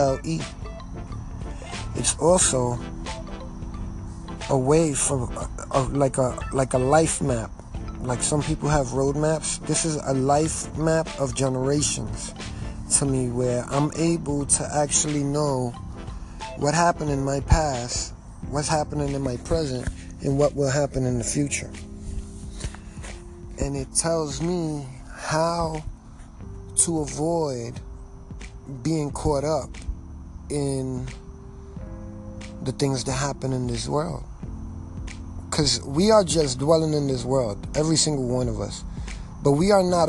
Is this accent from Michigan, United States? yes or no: no; New York City, New York, United States; I was born and raised in New York City.